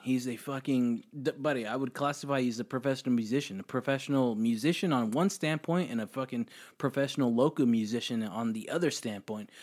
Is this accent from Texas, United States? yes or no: yes; Austin, Texas, United States; I'm from Austin